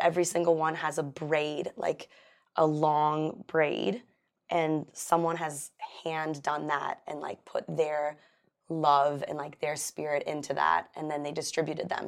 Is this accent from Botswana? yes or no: no; Los Angeles, California, United States; I grew up in Pacific Palisades